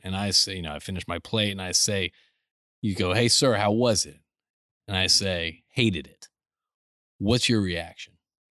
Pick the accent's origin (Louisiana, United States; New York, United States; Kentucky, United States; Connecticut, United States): Connecticut, United States; I grew up in Connecticut.